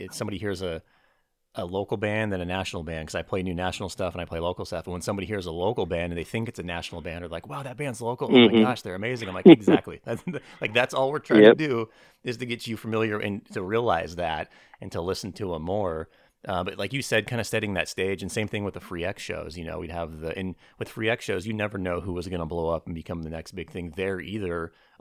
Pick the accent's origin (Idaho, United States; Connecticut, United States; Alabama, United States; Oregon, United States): Idaho, United States; Boise; also born or lived in Los Angeles; I grew up in Boise